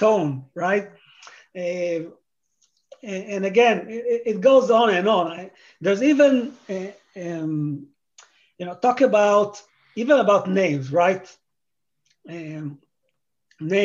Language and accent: English; Israel; moved away as an adult; now in United States; I grew up in Israel